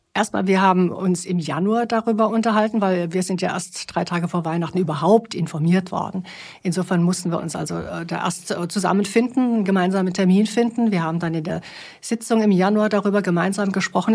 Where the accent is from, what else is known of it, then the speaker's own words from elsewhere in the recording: Baden-Württemberg, Germany; moved away; also born or lived in Bavaria; Ich komme aus Baden-Württemberg